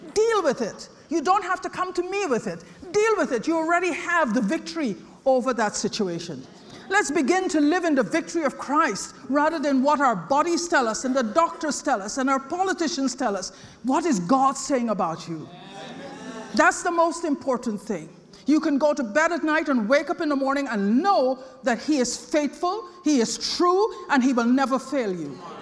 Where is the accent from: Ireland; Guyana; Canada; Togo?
Guyana; I was born in British Guyana